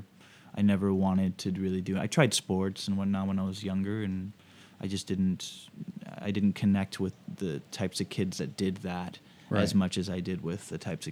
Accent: Suwanee, Georgia, United States; also born or lived in Baton Rouge / Austin / Providence; So I was born in Baton Rouge, but we only lived there for a few years, and then I moved to Georgia, an area called Suwanee, sort of like this suburb, and then Austin, Texas, Providence, Rhode Island, and then back to Georgia, actually.

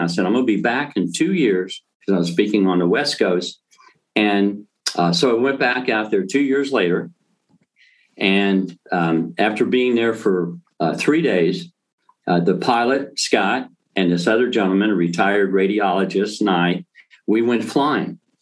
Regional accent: Thessaloniki, Central Macedonia, Greece; moved away; I was born in Greece, and um, a little town called Thessalonica.

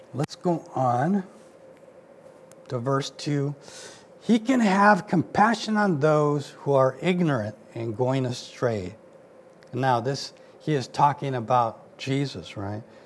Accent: Mexico; now in United States; I wasn't born here, I was born in Mexico

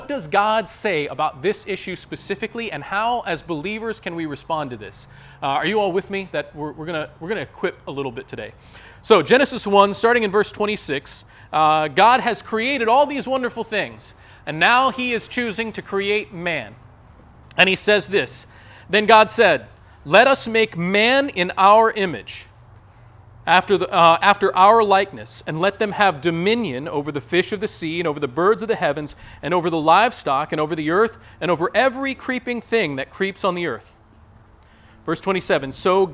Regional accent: West Virginia, United States; now in Ohio, United States; my home state of West Virginia

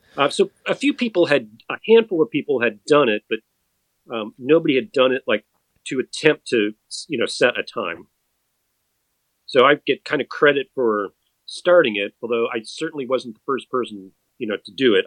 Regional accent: Madison, Wisconsin, United States; I grew up in Madison, Wisconsin

